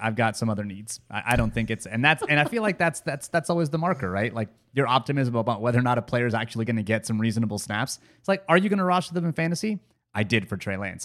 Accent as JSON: {"language": "English", "country": "United States", "said": "I'm an American."}